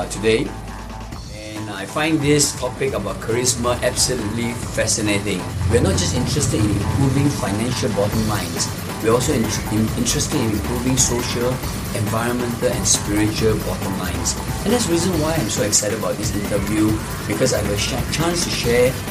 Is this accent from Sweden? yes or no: no; Singapore; I was a street kid. I grew up in Jalan Besar